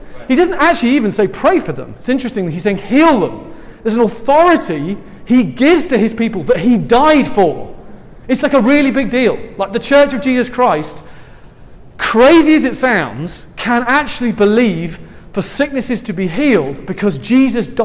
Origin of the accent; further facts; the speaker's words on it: England, United Kingdom; accent: English; now in San Francisco, United States; I'm from England